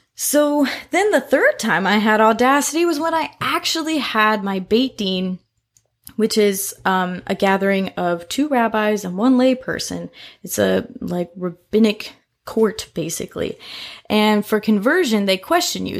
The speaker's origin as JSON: {"language": "English", "town": "Indianapolis", "region": "Indiana", "country": "United States", "moved": "as an adult", "lives_now": "Louisville, United States", "said": "I'm originally from Indianapolis, Indiana. I moved down here to Louisville for college seven years ago"}